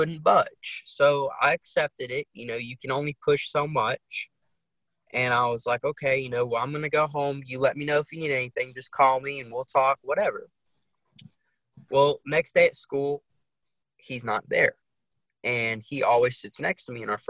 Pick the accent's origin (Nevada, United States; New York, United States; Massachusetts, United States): New York, United States; New York City; now in North Carolina, United States; I grew up originally in Brooklyn, New York, and now I reside in North Carolina, a small town in North Carolina